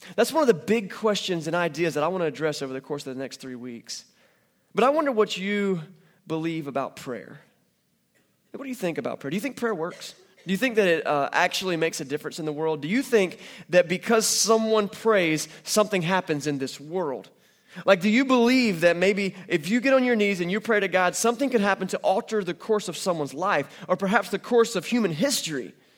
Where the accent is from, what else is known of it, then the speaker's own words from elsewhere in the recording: North Carolina, United States; I'm from North Carolina